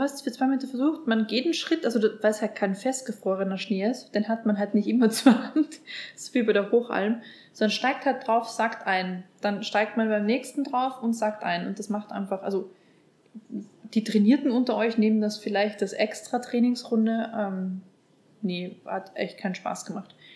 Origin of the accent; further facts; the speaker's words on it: Upper Austria, Austria; ich bin aus Oberösterreich und äh, wir haben uns dann im Heimatdialekt quasi unterhalten.